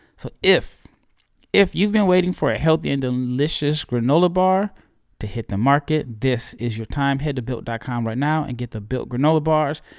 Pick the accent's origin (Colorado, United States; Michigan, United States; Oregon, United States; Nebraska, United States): Nebraska, United States; Omaha; moved away; Omaha, Nebraska. It is my hometown. I am at home. I am visiting my parents